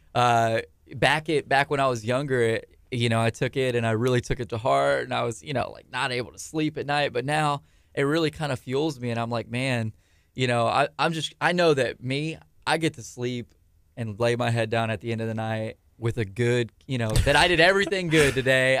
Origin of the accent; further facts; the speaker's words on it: Angleton, Texas, United States; also born or lived in Galveston, Texas; at the time we were from Angleton